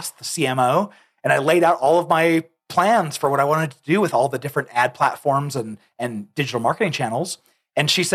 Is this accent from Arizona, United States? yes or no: yes; Arizona, United States; now in Lehi, United States; I'm actually originally from Arizona, but I came here about probably 18 years ago now